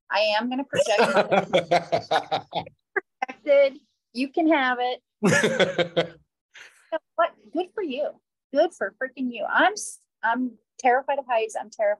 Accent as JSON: {"language": "English", "region": "Florida", "country": "United States", "said": "I'm from Florida"}